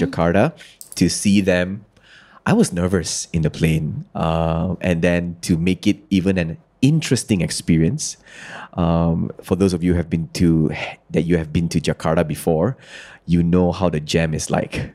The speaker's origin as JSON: {"language": "English", "region": "Kedah", "country": "Malaysia", "said": "I'm from Kedah. So I, I am well versed with bahasa Kedah"}